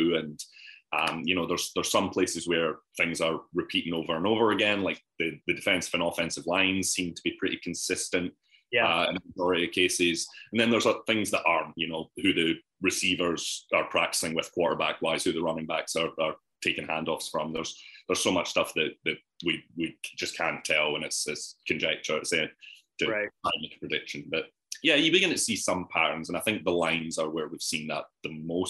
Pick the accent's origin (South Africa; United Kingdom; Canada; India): United Kingdom; close to Edinburgh, Scotland; moved away as an adult; also born or lived in Munich / North Carolina; now in Columbia, United States; You can probably tell I'm not from Missouri. I'm from close to Edinburgh in Scotland. I've lived around Europe for a little bit. I was in Munich for a while.